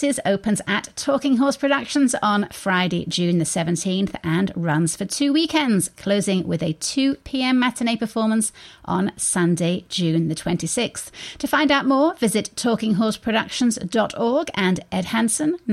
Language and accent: English; United Kingdom; now in United States; being a Brit